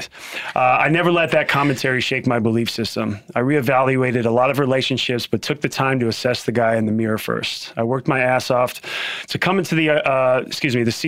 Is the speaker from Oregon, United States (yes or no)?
yes; Portland, Oregon, United States; I grew up in Portland, Oregon